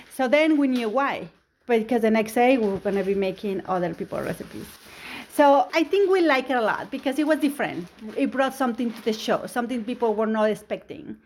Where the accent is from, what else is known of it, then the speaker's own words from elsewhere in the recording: Mexico; English is a second language; now in United States; I'm an immigrant. I came from Mexico